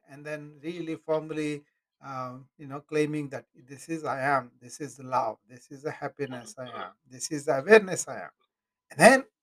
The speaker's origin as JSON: {"language": "English", "country": "India", "moved": "as an adult", "lives_now": "United States", "said": "But I'm in America for 40 years now. Hey, King, I'm in America for 40 years now. You know, I, I'm, I'm proud of the Indian heritage"}